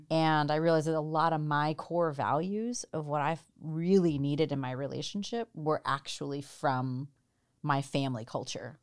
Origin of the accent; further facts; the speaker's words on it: New Jersey, United States; moved away as an adult; also born or lived in India / Chicago / Boston / Washington, D.C.; now in Seattle, United States; I grew up in Jersey, lived in Chicago and then Boston and then D C and then moved here.